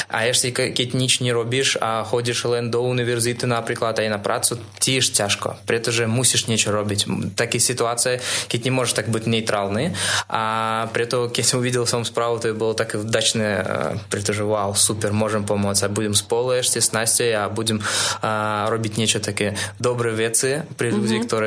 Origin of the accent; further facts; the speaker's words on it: Russia; Slovak is a second language; moved away as an adult; now in Slovakia; pretože som z Ruska